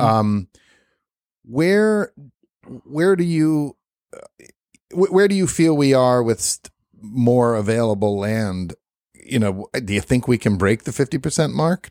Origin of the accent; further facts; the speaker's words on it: New York City, New York, United States; moved away; I'm from New York. Grew up in Brooklyn